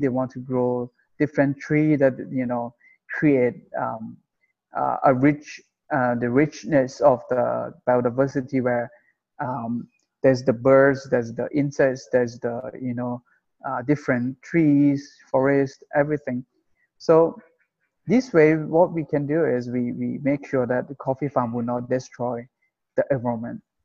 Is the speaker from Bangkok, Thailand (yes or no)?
no; Chiang Rai, Thailand; I'm from Chiang Rai uh, originally